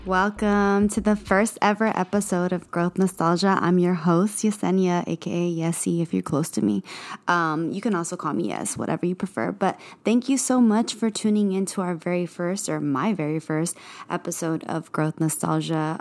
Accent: Bloomington, California, United States; moved away as an adult; also born or lived in East Los Angeles, California / Montebello, California; now in Los Angeles, United States; I am from the Inland Empire. That's the IE, um, San Bernardino County. Um, that's where I grew up.

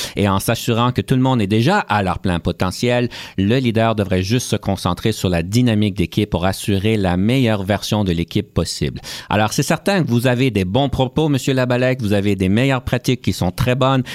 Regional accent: Canada; en tant que Canadien

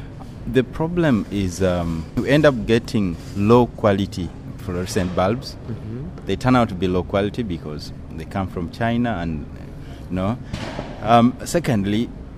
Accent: Uganda; I come from Uganda

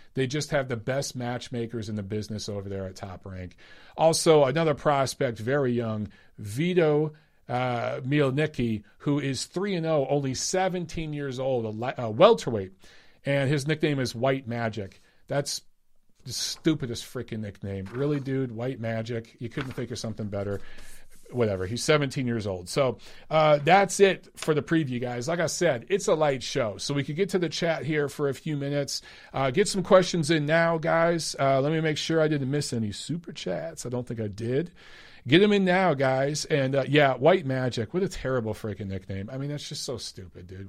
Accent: Detroit, Michigan, United States; You guys know that's my hometown

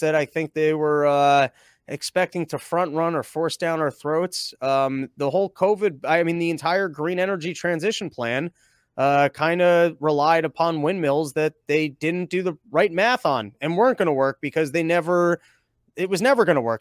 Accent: Connecticut, United States; also born or lived in New York; I'm originally from Connecticut, but I've definitely, uh, spent a lot of time in New York too.

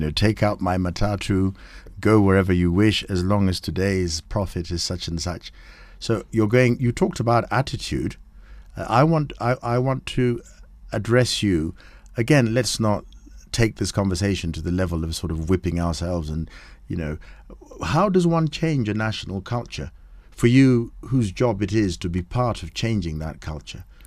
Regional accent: Kenya; we're both Kenyan.

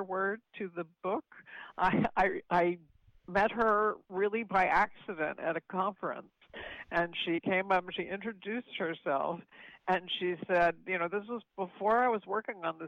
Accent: Chatham, New Jersey, United States; also born or lived in Palo Alto, California; I was born in California, in Palo Alto, and I was raised in Chatham, New Jersey, where I still live.

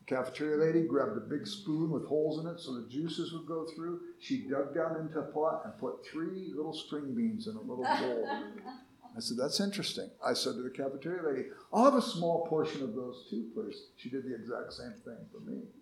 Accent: Los Angeles, California, United States; I grew up in South Central Los Angeles, and we were poor

